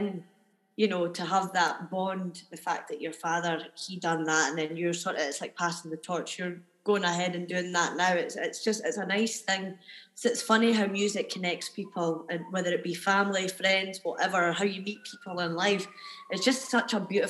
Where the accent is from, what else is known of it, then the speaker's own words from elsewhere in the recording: Edinburgh, Scotland, United Kingdom; I've always lived in Edinburgh. I've always been here